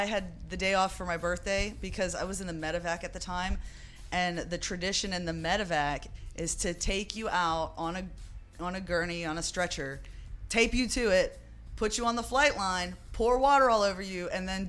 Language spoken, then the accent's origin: English; Pennsylvania, United States; now in Clarksville, United States; backwoods, about an hour away from Pittsburgh.